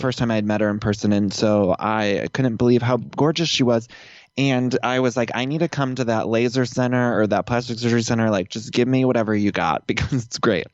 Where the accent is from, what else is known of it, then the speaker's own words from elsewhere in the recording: Northeast Ohio, United States; accent: Midwest; moved away as an adult; also born or lived in Chicago; now in Los Angeles, United States; I'm from Ohio, uh, Northeast Ohio, and I grew up there